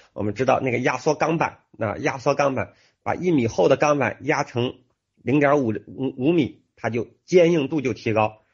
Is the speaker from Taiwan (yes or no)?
no; China; 我们中国人